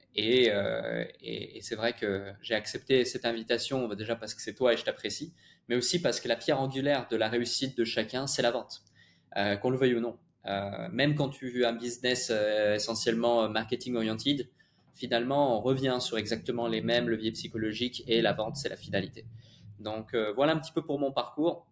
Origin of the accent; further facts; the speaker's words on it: Switzerland; j'ai grandi en Suisse